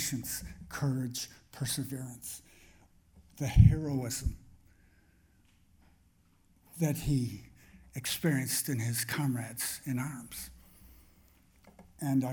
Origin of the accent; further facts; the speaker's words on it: Canada; a Canadian of Irish-German descent